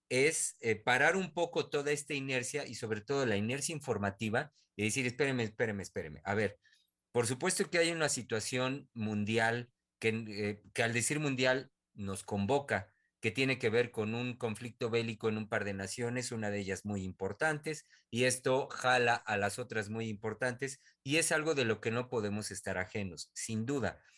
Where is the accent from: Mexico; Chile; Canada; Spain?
Mexico; de lo que representa, al menos para mí como mexicano, tener un presidente como este